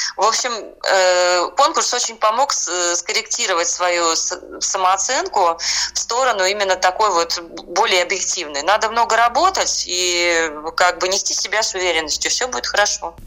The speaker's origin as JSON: {"language": "Russian", "country": "Estonia", "tie": "born or raised there", "moved": "yes", "lives_now": "Saint Petersburg, Russia", "said": "я родилась э, в Эстонии"}